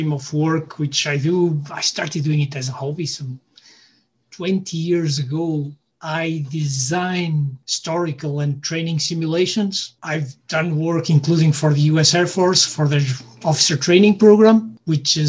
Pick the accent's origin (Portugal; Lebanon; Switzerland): Portugal; moved away as an adult; now in Scotland, United Kingdom; I grew up in Portugal, just went through school and through the motions